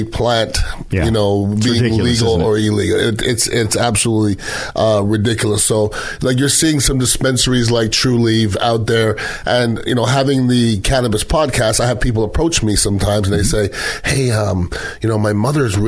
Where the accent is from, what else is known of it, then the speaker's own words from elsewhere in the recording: Montreal, Quebec, Canada; now in Tampa, United States; I grew up in Montreal, Canada.